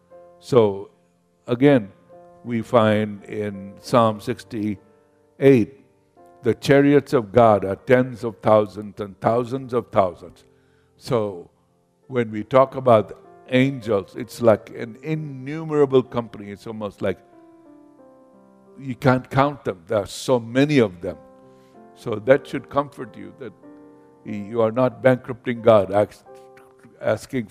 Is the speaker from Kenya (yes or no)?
yes; Kenya; moved away; I grew up in Kenya, in Africa.